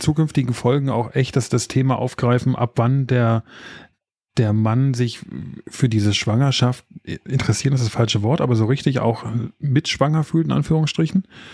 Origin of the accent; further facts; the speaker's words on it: Berlin area, Germany; Ich meine, ich komme ja aus der Ecke